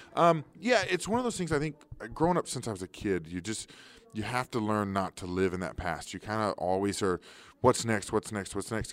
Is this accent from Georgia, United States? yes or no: no; Kansas City, Missouri, United States; I grew up in Kansas City